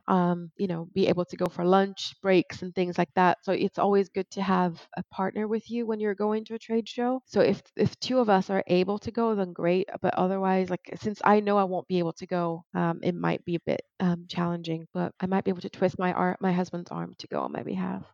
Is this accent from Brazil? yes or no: yes; Brazil; moved away; my hometown back in brazil